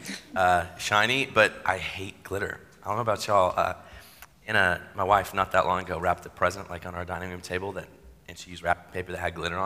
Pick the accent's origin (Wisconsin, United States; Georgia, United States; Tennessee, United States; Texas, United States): Tennessee, United States; Chattanooga; I grew up in Chattanooga